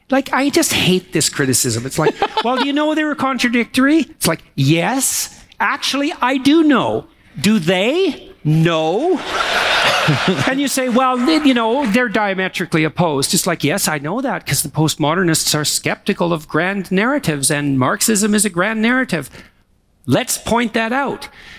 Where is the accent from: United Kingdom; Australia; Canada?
Canada; Alberta; Yeah, you know, when I came here from Alberta, I had always wanted to come to Montreal.